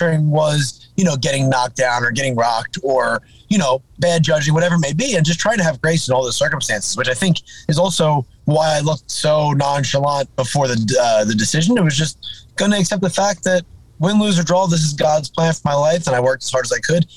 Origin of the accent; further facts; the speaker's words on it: New Jersey, United States; I'm from New Jersey.